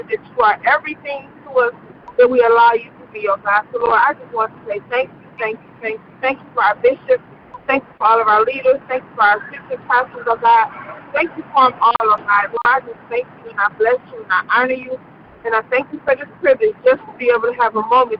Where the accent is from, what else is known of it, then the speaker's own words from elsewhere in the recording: New Jersey, United States; Me and my best friend, Kiana, growing up in New Jersey, and we grew up together.